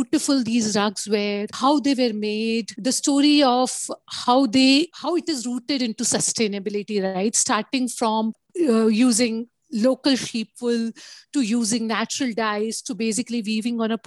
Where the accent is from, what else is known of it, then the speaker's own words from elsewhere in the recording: Ahmedabad, Gujarat, India; I was brought up in Ahmedabad, which is in Gujarat